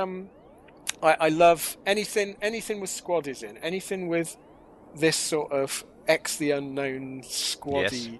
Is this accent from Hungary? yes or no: no; England, United Kingdom; I'm English